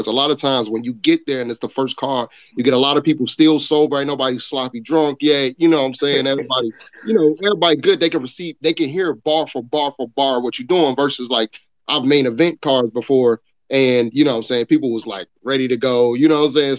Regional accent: Chicago, Illinois, United States; also born or lived in New York; Originally, I was born in New York, but I raised in, you know saying, raised in Chicago

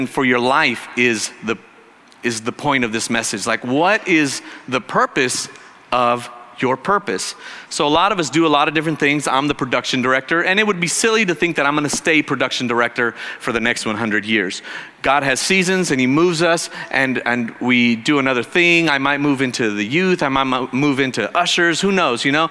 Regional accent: Arizona, United States; moved away as an adult; I was from Arizona

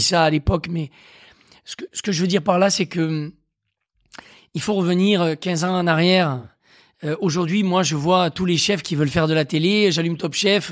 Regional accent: Aveyron, Occitania, France; moved away as an adult; now in Paris, France; moi, je suis né dans l'Aveyron, je suis un bon élève. C'est-à-dire que j'ai grandi avec des racines saines, dans une famille aimante

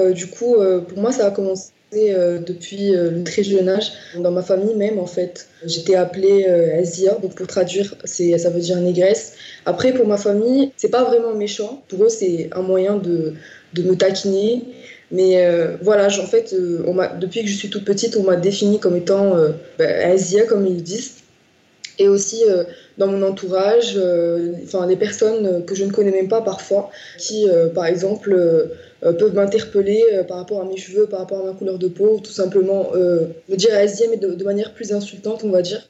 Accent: Morocco; moved away as an adult; now in Grenoble, France; je suis marocaine. j'ai vécu une grande partie de ma vie au Maroc, donc près de 18 ans de ma vie au Maroc

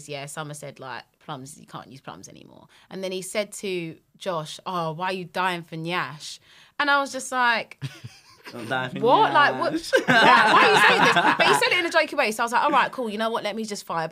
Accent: London, United Kingdom; accent: London; my London accent

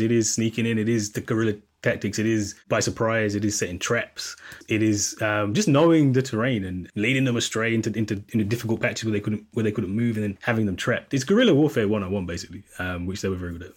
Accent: Jamaica; As a Jamaican

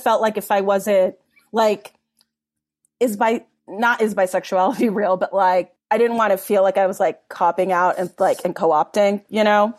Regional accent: Los Angeles, California, United States; I grew up in Mount Washington in Los Angeles in, like, the eighties, nineties

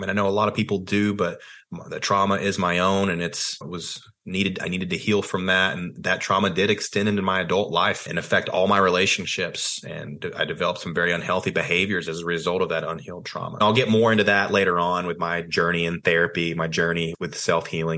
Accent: Athens, Tennessee, United States; I grew up in Tennessee, small town called Athens, Tennessee.

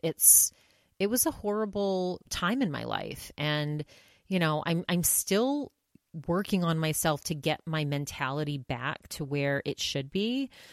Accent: Maine, United States; my home state of Maine

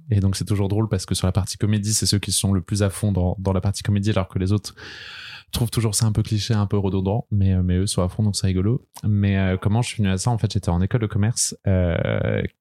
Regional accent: Brest, Brittany, France; moved away as an adult; now in Paris, France; j'ai 27 ans, je viens de Bretagne, de Brest, mais je suis à Paris depuis maintenant 6 ans.

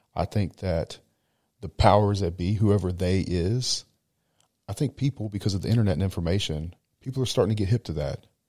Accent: United States; now in Dubai, United Arab Emirates; I'm American

